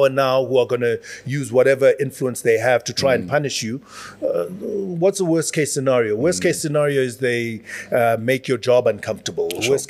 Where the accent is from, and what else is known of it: South Africa